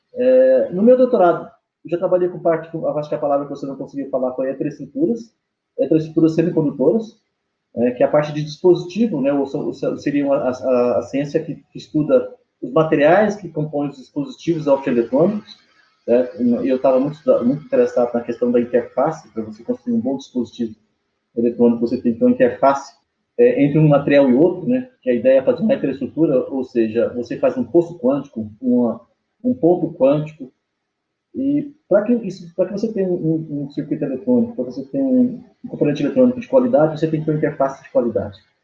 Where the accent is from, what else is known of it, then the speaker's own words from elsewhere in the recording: Goiânia, Goiás, Brazil; eu fui criado em Goiânia